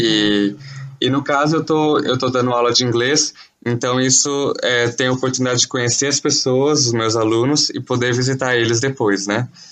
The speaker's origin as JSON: {"language": "Portuguese", "town": "Campinas", "region": "São Paulo", "country": "Brazil", "moved": "as an adult", "lives_now": "Chad", "said": "sou de Campinas, São Paulo"}